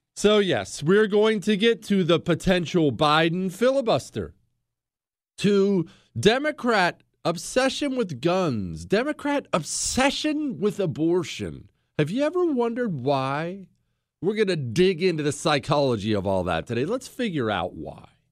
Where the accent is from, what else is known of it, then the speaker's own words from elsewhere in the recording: United States; I'm an American